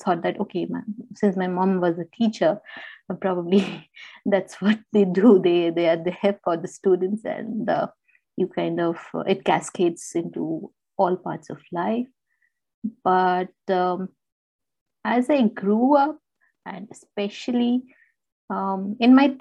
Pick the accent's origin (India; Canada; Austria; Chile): India; moved away; I am basically from India and my parents are kind of there